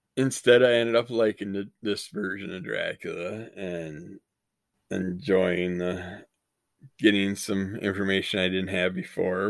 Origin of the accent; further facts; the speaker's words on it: United States; we grew up in the United States